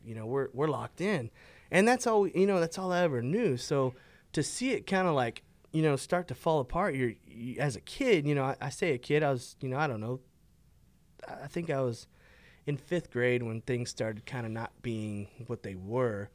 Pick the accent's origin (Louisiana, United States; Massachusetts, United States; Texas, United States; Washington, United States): Texas, United States; Fort Worth; I grew up right here in, in River Oaks. I was born in Fort Worth. um, lived here all my life